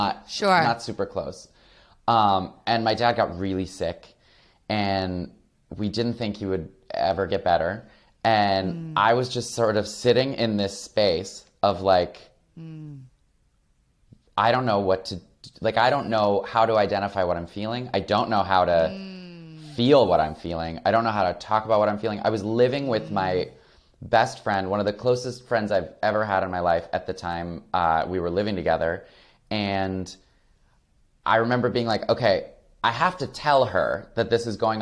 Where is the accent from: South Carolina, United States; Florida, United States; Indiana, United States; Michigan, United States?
Michigan, United States; Flint; moved away as an adult; also born or lived in Los Angeles; I grew up queer in Flint, Michigan